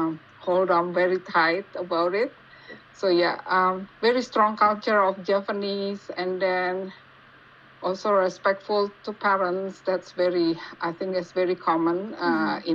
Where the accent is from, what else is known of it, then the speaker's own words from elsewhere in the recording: Jakarta, Indonesia; now in Calgary, Canada; I am originally from Indonesia. Well, to be exact, the location or the town where I'm from is from Jakarta.